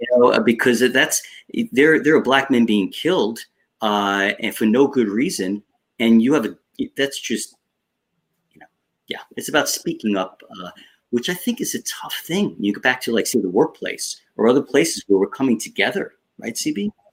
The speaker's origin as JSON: {"language": "English", "area": "Long Island", "region": "New York", "country": "United States", "tie": "born or raised there", "accent": "Long Island", "said": "I grew up on Long Island uh, in New York"}